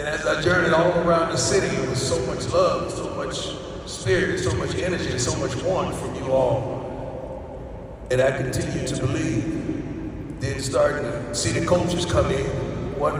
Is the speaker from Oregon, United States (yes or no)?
no; Florida, United States; now in Colorado, United States; I'm from Florida